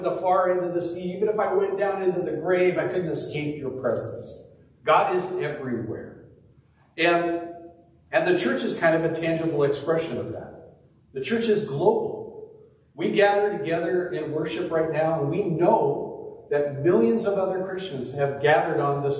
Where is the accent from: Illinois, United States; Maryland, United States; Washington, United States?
Washington, United States; Puyallup; born or raised there; now in Eastern Washington, United States